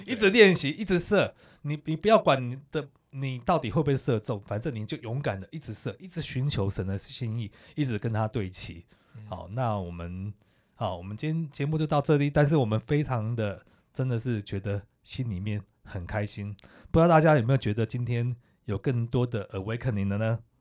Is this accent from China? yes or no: no; Taiwan; 我是台湾来的